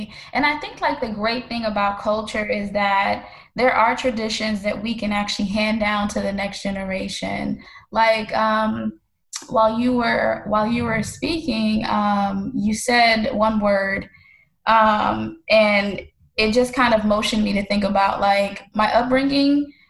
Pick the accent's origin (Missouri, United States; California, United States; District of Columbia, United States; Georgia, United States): Missouri, United States; St. Louis; moved away as an adult; also born or lived in Haiti; now in Florida, United States; I was born in Haiti, raised in St. Louis, Missouri, and then I moved to Florida almost 8 years ago.